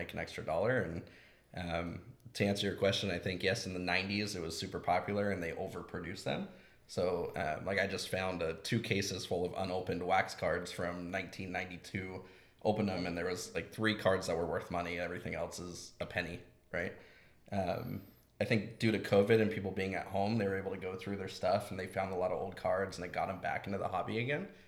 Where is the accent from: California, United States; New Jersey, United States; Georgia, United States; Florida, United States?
California, United States; Foster City; I grew up in the Bay Area, and I remember in Foster City, we had a little bridge that went over the lagoon